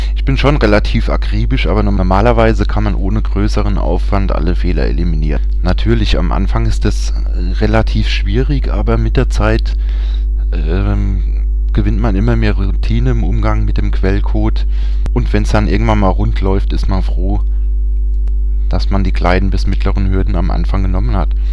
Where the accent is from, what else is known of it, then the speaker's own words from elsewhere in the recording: Germany; bei uns in Deutschland